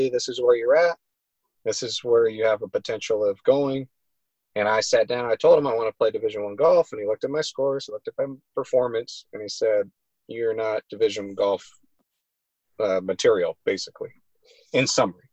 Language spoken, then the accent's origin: English; Los Angeles, California, United States; I'm from Los Angeles area